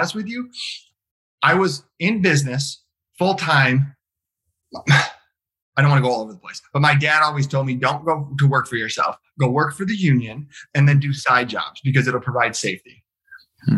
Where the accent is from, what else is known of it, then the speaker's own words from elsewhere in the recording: Detroit, Michigan, United States; born and raised in Southeast Michigan. So literally I was born in the city of Detroit. I've lived here my entire life